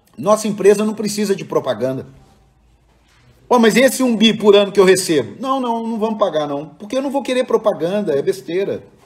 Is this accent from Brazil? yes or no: yes; Cruzeiro, São Paulo, Brazil; moved away; lá na minha cidade de Cruzeiro